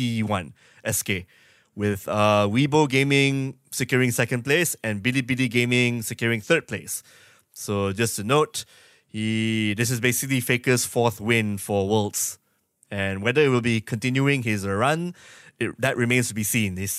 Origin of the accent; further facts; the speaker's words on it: Malaysia; I'm Malaysian